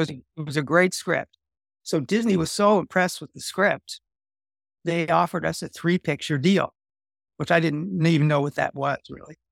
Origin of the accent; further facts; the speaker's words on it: Canada; moved away as an adult; also born or lived in Los Angeles, United States; I'm there as a Canadian.